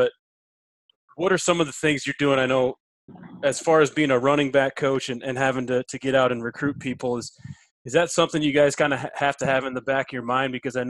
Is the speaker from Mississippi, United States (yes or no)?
no; South Dakota, United States; I grew up in South Dakota